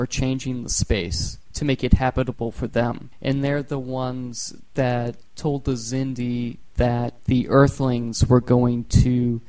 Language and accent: English; Boston, Massachusetts, United States; We're from Boston